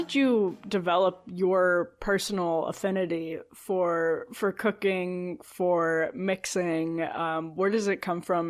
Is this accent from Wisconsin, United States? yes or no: yes; Wisconsin, United States; I'm a Lutheran from Wisconsin